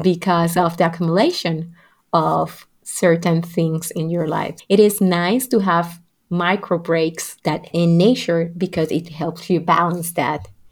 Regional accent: Puerto Rico; what was going on not only in Puerto Rico, my family experience

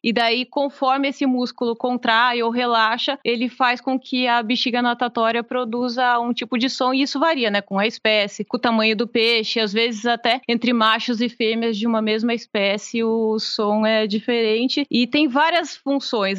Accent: interior of São Paulo, Brazil; eu morava no interior de São Paulo

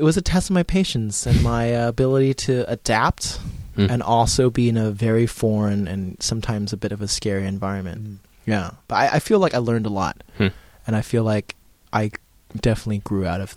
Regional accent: United States; I am Asian American

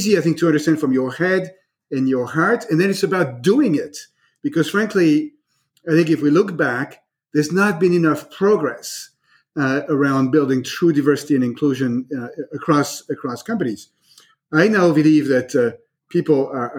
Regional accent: France; now in United States; I am myself an immigrant, right? I was born in France

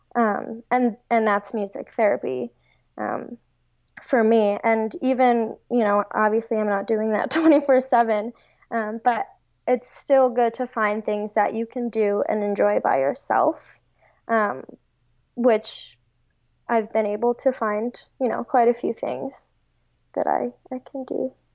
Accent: Long Island, New York, United States; moved away as an adult; now in Cincinnati, United States; I'm from Long Island, and I moved to Cincinnati for this fellowship

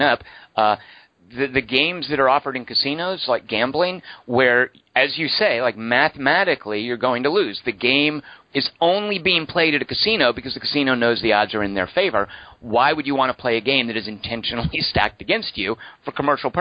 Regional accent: United States; I'm a Native American. I was born here in America

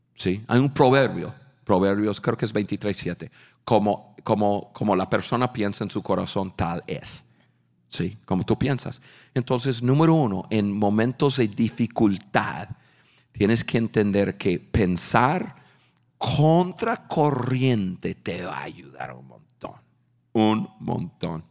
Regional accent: United States; Spanish is a second language; yo soy un norteamericano

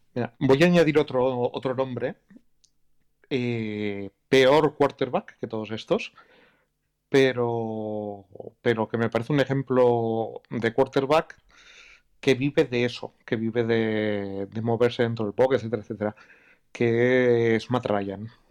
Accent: Basque Country, Spain; soy vasco

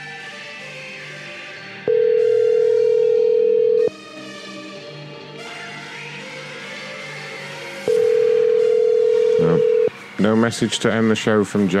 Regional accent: United Kingdom

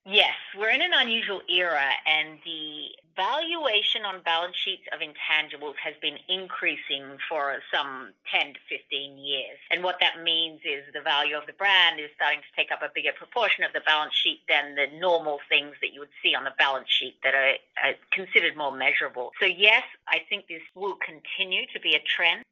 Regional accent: Australia; I'm Australian

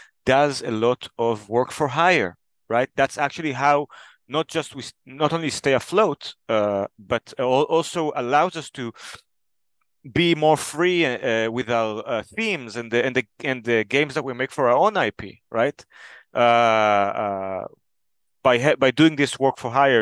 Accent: Israel; moved away as an adult; now in Denmark; I'm originally from Israel. Now I live in Denmark.

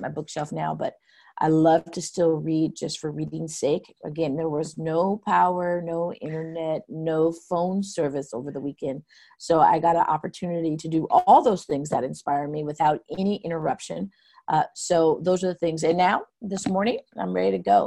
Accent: Pasco, Washington, United States; When I grew up in Pasco, I had so many different kinds of friends

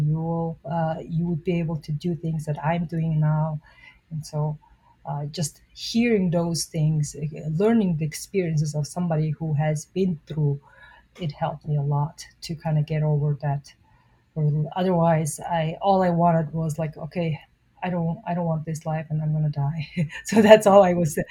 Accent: Mongolia; moved away as an adult; now in United States; I was born and raised in Mongolia

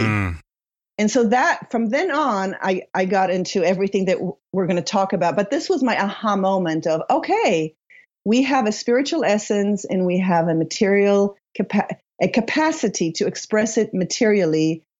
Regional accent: Israel; also born or lived in Paris, France / Sweden / United States; now in Sonoma County, United States; I was born and raised in Israel to an Israeli Polish father and a Swedish mother.

